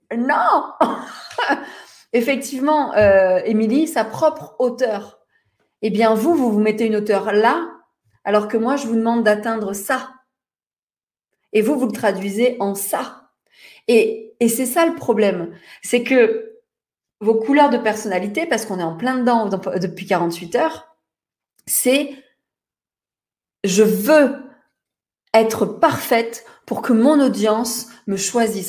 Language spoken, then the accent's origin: French; Toulon, Provence-Alpes-Côte d'Azur, France; Je suis née à Toulon, à Toulon, Je suis une provinciale pour les Parisiens